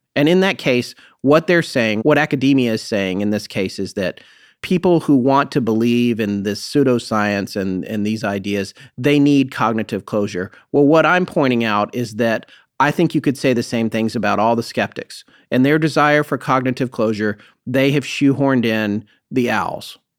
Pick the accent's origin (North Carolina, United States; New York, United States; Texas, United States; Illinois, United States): North Carolina, United States; my home state of North Carolina